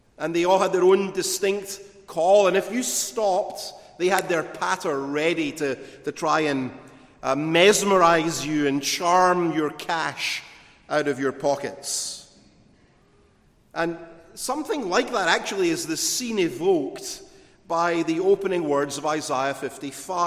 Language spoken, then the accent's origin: English; Glasgow, Scotland, United Kingdom; In my hometown in Glasgow, there was a notorious street market called the Barras